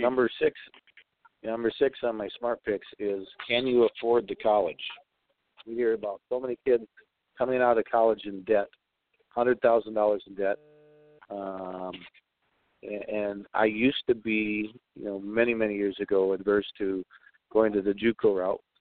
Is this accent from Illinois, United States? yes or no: yes; Chicago, Illinois, United States; When I grew up in Chicago